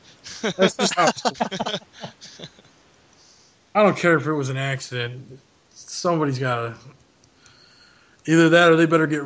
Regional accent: United States; we're American citizens.

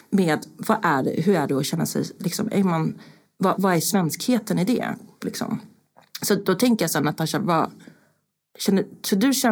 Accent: Sweden; born there; och jag och Niklas, vi är ju födda i Sverige eh, och, och liksom skittråkiga.

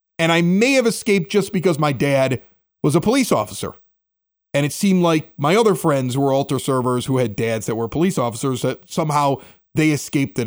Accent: Chicago, Illinois, United States; I grew up at 80th and Spalding

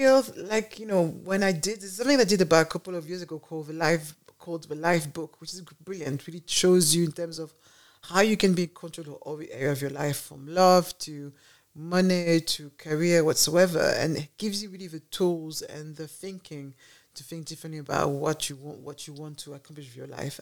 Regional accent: Paris, Île-de-France, France; now in United Kingdom; I was born in Paris

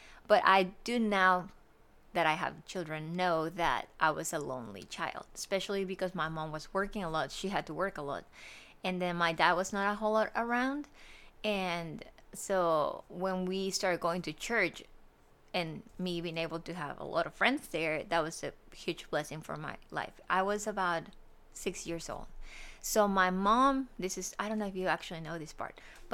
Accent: Monterrey, Nuevo León, Mexico; moved away as an adult; now in Georgia, United States; I am from Mexico, from Monterrey, Mexico, and I have been here for 10 years. I came here to Georgia September 2013

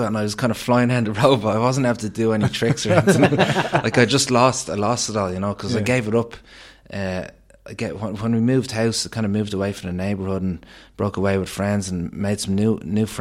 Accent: Killiney, County Dublin, Ireland; I grew up in Ballincollig Heights there in Cliney.

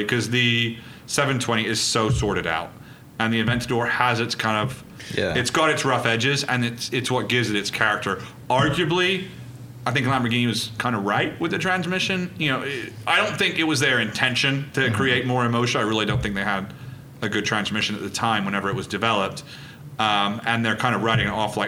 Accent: Reading, South East England, United Kingdom; I was born in Reading

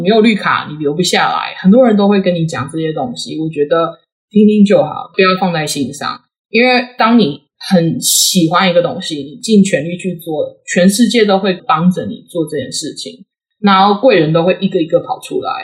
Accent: Taiwan; moved away; 其实我是台湾土生土长，然后呢，我去长庚念书嘛，所以我是长庚生医系毕业的

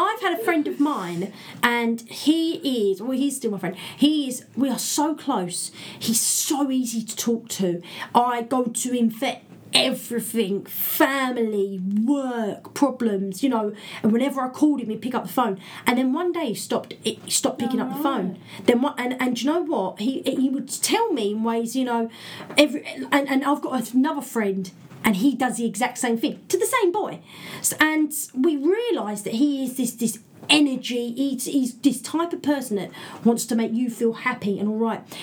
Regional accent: England, United Kingdom; Brit being British

